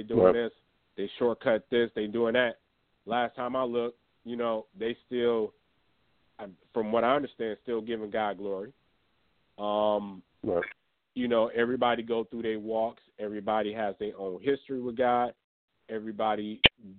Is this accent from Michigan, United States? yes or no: yes; Grand Rapids, Michigan, United States; I'm from Grand Rapids, Michigan